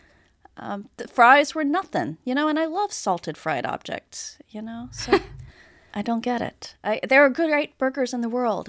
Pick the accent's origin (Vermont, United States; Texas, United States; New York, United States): Texas, United States; I'm a Texan.